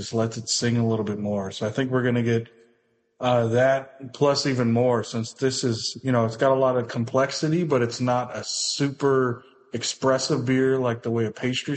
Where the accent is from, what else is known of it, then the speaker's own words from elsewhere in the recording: United States; now in Canada; I'm actually American